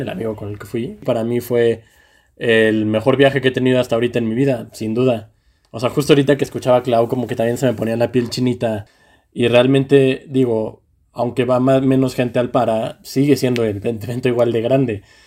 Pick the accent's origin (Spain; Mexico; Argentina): Mexico